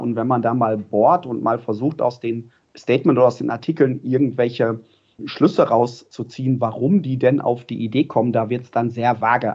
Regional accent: Ruhr area, North Rhine-Westphalia, Germany; ich komme aus dem Ruhrpott

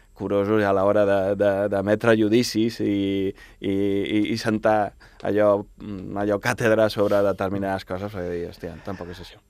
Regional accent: Baix Llobregat, Catalonia, Spain

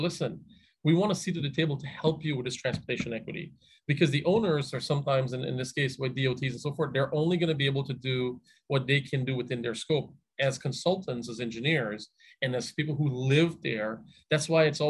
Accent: Hartford, Connecticut, United States; also born or lived in the Caribbean / Albany; now in Bloomfield, United States; I grew up in Hartford, grew up in the Caribbean, came to Hartford

